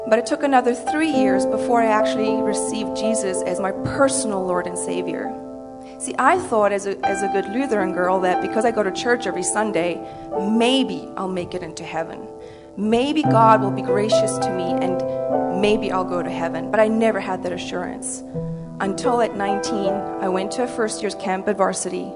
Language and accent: English; South Africa; moved away as an adult; now in United States; I was born and raised in South Africa